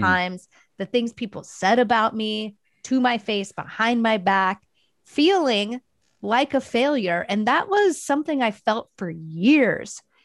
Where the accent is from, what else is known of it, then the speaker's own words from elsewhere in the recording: Dayton, Ohio, United States; moved away as an adult; also born or lived in Portland, Oregon / Long Beach, California; I'm originally from Dayton, Ohio